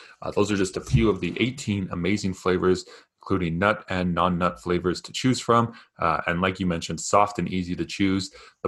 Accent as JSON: {"language": "English", "country": "Canada", "lives_now": "United States", "said": "Canadian bias that I have living in the States."}